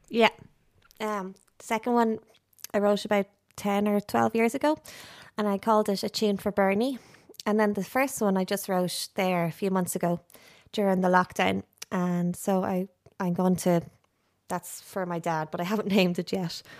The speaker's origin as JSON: {"language": "English", "town": "Ashbourne", "region": "Leinster", "country": "Ireland", "tie": "born or raised there", "said": "I grew up in Ashburn, County Meath"}